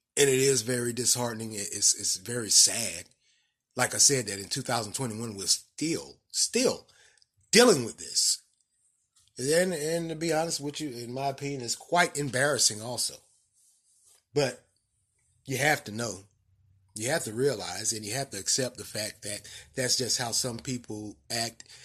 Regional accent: the southern United States, United States; I grew up in, in the southern part of the United States.

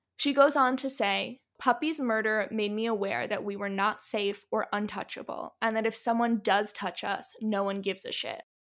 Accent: New Jersey, United States; I'm from North Jersey.

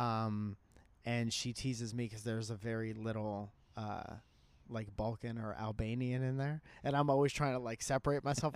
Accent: Connecticut, United States; I was a musician from Connecticut

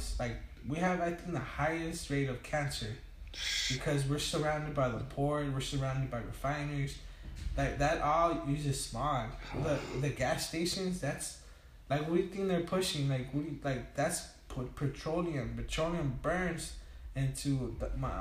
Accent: Tijuana, Baja California, Mexico; also born or lived in Long Beach, California; now in Wilmington, United States; I moved to TJ, uh-huh. when I was about 2 months, 3 months old. Mm-hmm. And I was raised over there.

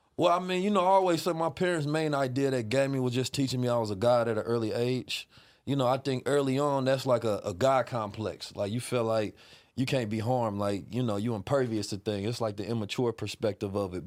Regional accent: Oakland, California, United States; also born or lived in St. Louis, Missouri; I was raised in Oakland

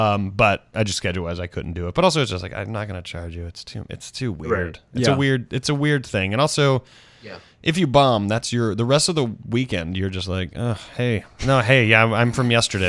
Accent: the South, United States; I grew up in the South where I kind of thought I'd be married by 25 because that just gets drilled into your head.

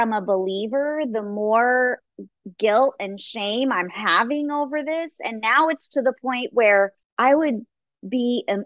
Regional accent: Los Angeles, California, United States; I grew up in Los Angeles

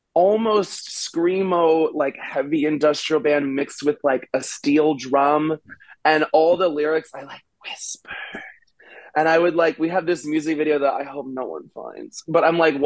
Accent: Austin, Texas, United States; I love Texas, and I grew up

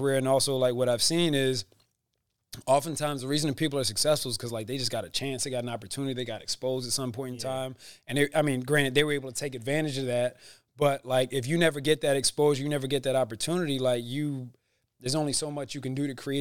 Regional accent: Philadelphia, Pennsylvania, United States; also born or lived in Rochester; I grew up in Germantown

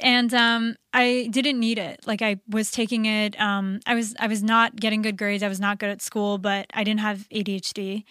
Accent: Orlando, Florida, United States; moved away; I'm from Orlando

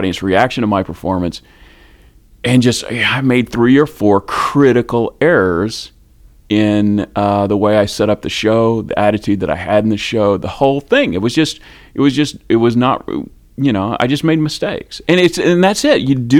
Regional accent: United States; I am an American speaker

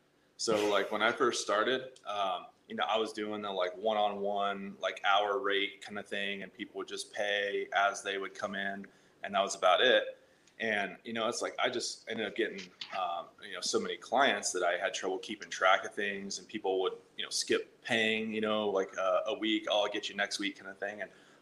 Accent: Indiana, United States; Indiana. Yeah, middle of nowhere, one of those small towns you just kind of like keep driving through

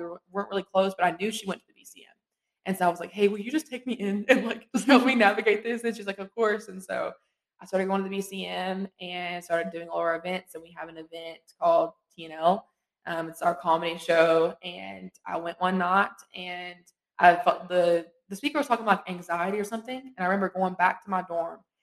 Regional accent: eastern Kentucky, United States; I'm from Louisiana, Kentucky, so super far east

